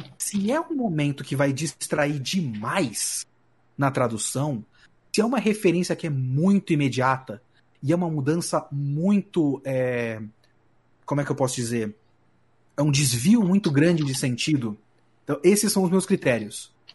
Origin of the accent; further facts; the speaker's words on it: São Paulo, Brazil; ter nascido e sido, sido criado na cidade de São Paulo.